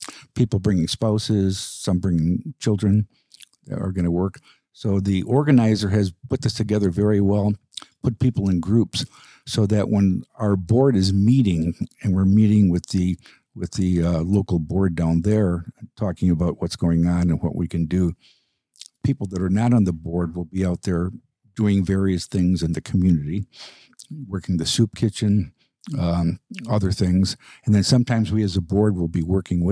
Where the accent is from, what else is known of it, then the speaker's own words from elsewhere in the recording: Chicago, Illinois, United States; growing up in Chicago